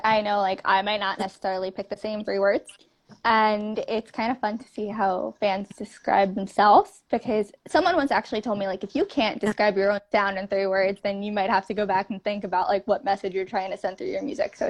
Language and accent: English; New York City, New York, United States; I am from Staten Island, New York